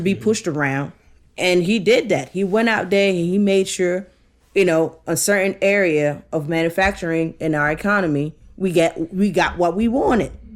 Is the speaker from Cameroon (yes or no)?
yes; Cameroon; moved away; my home country, yeah, Cameroon